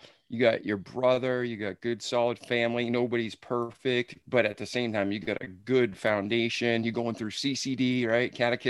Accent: New England, United States; And that is definitely growing up in New England.

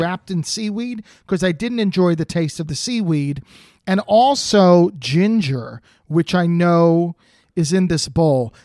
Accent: New Jersey, United States; now in California, United States; I grew up in New Jersey

